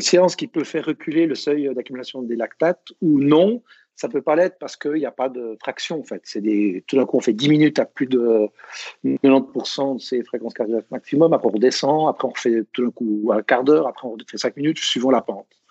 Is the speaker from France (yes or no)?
no; Switzerland; je suis suisse